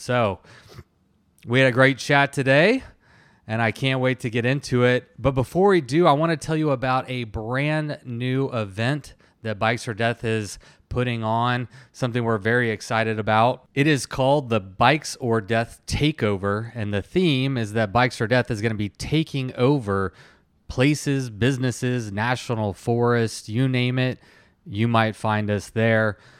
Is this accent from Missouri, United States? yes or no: no; Texas, United States; I'm from Texas